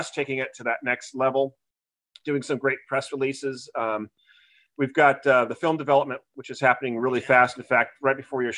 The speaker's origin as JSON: {"language": "English", "town": "Newport Beach", "region": "California", "country": "United States", "also_born_or_lived": "New England", "said": "I'm originally from Newport Beach, California. So I'm a Southern guy. I was back East 16 years in New England for school."}